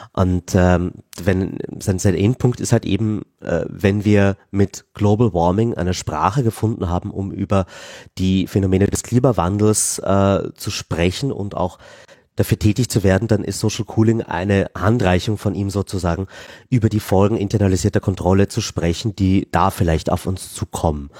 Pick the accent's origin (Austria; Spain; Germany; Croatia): Austria; Vienna; als Wiener